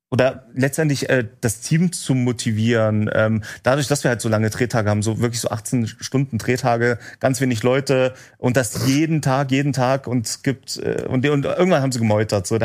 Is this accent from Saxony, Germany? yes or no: yes; Remse, Saxony, Germany; aus in meinem Heimatort haben wir es gedreht in Remse äh, in Sachsen.